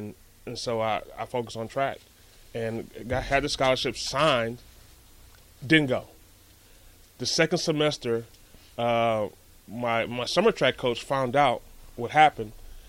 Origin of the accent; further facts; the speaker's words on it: Texas, United States; moved away as an adult; also born or lived in Nebraska; I'm from Texas.